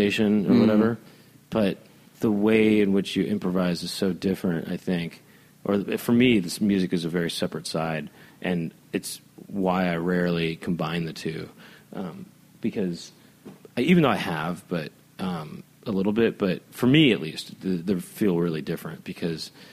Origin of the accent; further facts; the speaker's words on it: Los Angeles, California, United States; also born or lived in Bay Area, California; I grew up here in Hollywood